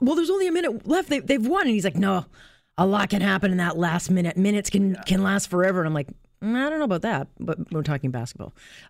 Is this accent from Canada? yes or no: yes; Canada; maybe I'm being too Canadian